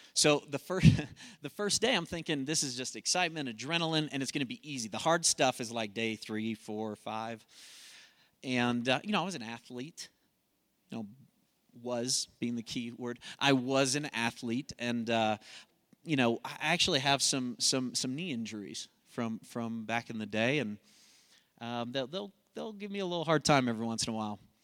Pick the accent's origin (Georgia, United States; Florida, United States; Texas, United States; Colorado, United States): Colorado, United States; I'm from Colorado